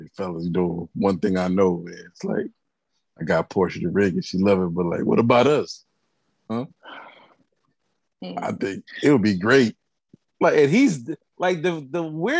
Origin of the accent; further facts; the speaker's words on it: Jamaica; we're very Jamaican people